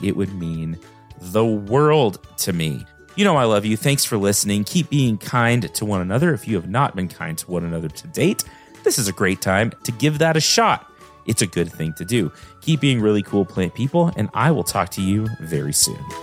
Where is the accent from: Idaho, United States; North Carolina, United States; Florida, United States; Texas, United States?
Texas, United States; I grew up in Texas